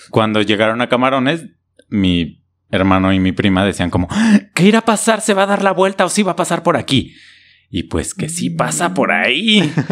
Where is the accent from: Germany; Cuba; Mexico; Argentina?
Mexico